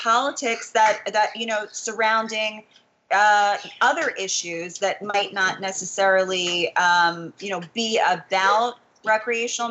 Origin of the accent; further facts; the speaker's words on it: New Jersey, United States; my home state of New Jersey